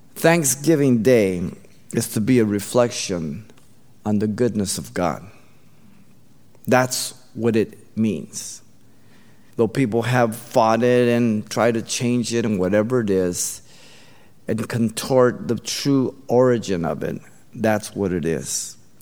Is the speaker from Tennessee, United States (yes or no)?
no; Baldwin Park, California, United States; my brother and I, uh, we grew up in Baldwin Park